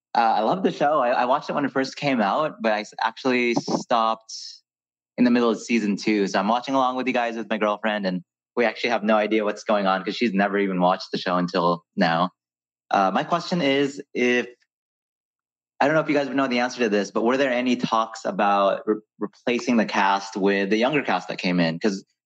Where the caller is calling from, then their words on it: Buena Park, California, United States; I'm calling from Buena Park, California, which is technically in Orange County, but it's not like the OC.